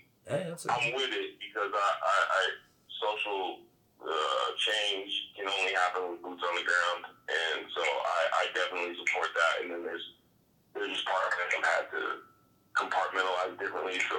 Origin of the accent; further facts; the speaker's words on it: Denver, Colorado, United States; I'm born and raised in Denver.